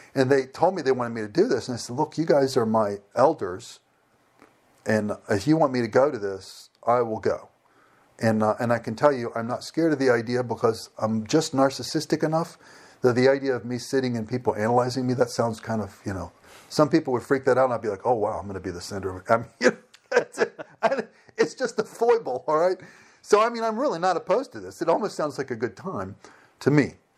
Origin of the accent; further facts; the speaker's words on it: United States; moved away as an adult; also born or lived in Sevastopol; I'm an American.